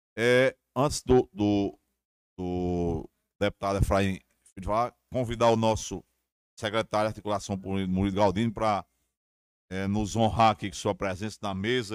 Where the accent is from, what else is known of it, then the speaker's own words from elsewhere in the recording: São Bento, Paraíba, Brazil; eu sou de São Bento